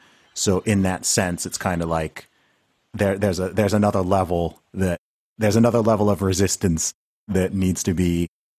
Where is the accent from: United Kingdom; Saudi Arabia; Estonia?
Saudi Arabia; I mean, I grew up in Saudi Arabia, right? So So Saudi Arabia is a country where most people haven't been there